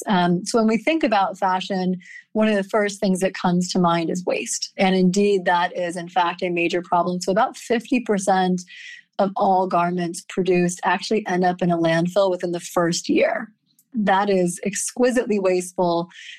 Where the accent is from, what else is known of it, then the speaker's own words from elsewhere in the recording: Grinnell, Iowa, United States; also born or lived in Midwest / Rust Belt; So I am actually an Iowa gal originally. I was born in Grinnell, Iowa, to very academic, technology, and creativity-focused household. So I grew up in small college towns in the Midwest and the Rust Belt